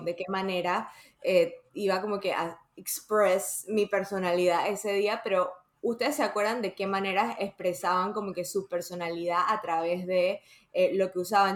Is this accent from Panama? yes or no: yes; Panama; also born or lived in Dominican Republic; cuando yo me mudé de República Dominicana a Panamá, me metieron a una escuela